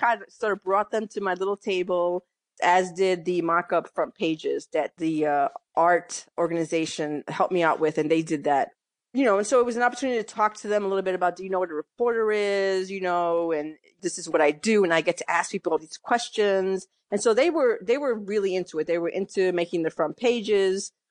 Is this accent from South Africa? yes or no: no; New York City, New York, United States; moved away as an adult; also born or lived in Massachusetts / Connecticut; I grew up in New York, mostly in the Bronx